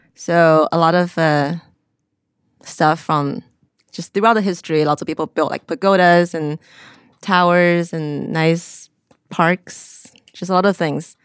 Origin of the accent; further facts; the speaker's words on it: Xi'an, Shaanxi, China; moved away as an adult; also born or lived in South Carolina; originally I'm from China